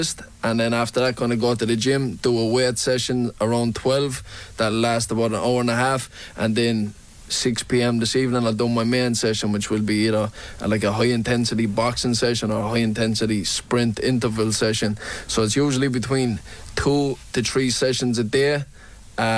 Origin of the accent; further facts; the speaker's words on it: Limerick, Munster, Ireland; growing up in Limerick